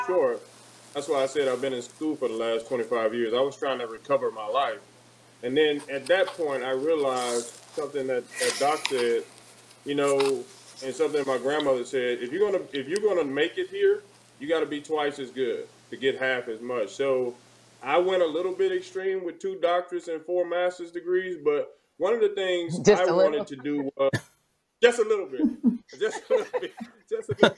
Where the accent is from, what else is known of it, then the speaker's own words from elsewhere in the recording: Louisiana, United States; growing up in the South